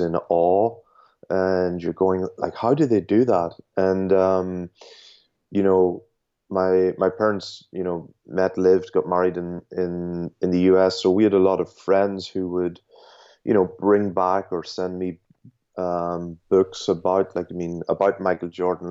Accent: Ireland; I was just growing up in Ireland

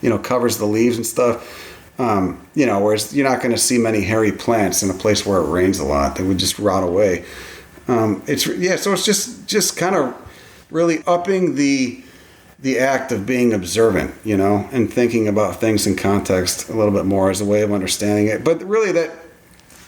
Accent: Chicago, Illinois, United States; I grew up in Chicago

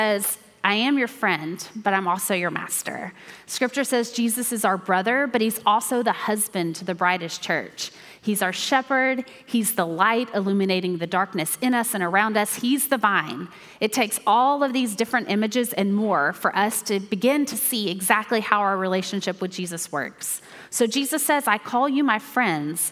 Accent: Mount Juliet, Tennessee, United States; I grew up here in Mount Juliet at First Baptist Church

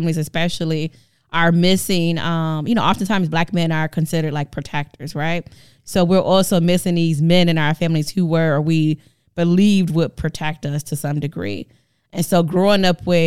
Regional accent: Milwaukee, Wisconsin, United States; moved away as an adult; now in Madison, United States; I grew up in the actual for real hood in Milwaukee, Wisconsin

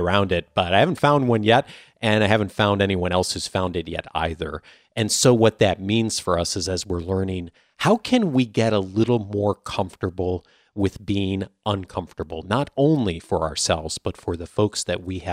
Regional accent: California, United States; I am from California

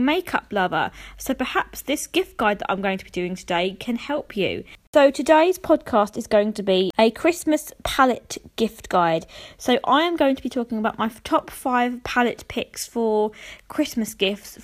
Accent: United Kingdom; I'm from the United Kingdom

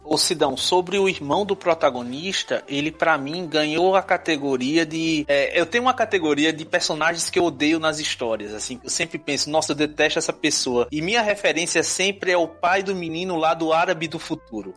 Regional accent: Northeast Region, Brazil; accent: nordestino; first language Portuguese; falando com meu sotaque nordestino

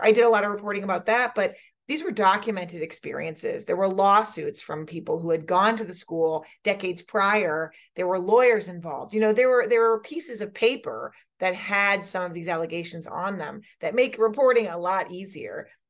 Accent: New Hampshire, United States; we in New Hampshire

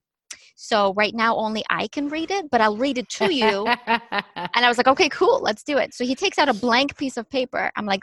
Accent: Ukraine; moved away; when I was growing up in Ukraine, where I was born and raised

